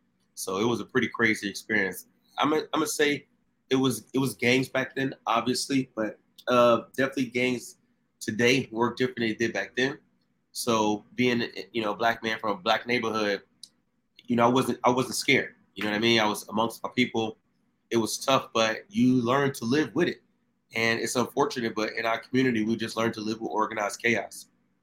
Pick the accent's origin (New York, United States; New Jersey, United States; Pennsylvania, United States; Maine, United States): New Jersey, United States; Newark; I was born and raised in Newark, New Jersey, 1983, just aged myself, but it was called the Brick City, Newark was.